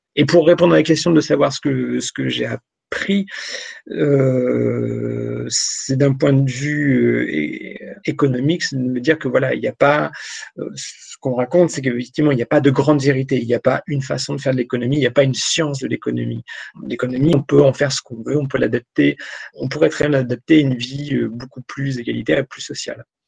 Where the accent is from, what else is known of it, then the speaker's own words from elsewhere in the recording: Picardy, Hauts-de-France, France; moved away; je suis originaire de, de Picardie, j'ai longtemps vécu là-bas